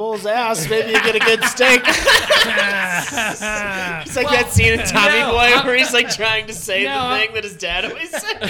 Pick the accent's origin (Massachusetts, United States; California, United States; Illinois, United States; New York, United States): New York, United States; moved away; because I'm from New York originally